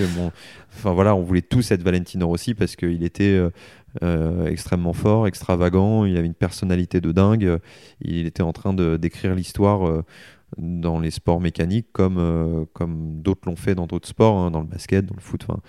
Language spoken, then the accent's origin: French; Soissons, Hauts-de-France, France; born or raised there; also born or lived in Egypt; now in Le Mans, France